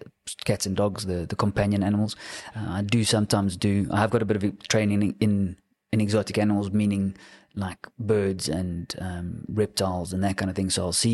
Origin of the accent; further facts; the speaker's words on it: Cape Town, Western Cape, South Africa; So I grew up in Cape Town, went to my whole school career in Cape Town